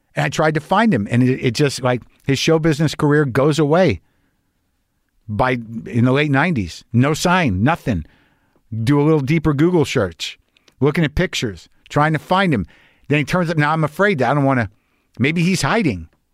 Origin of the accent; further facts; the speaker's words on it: New Mexico, United States; I was brought up conservative Jew in New Mexico.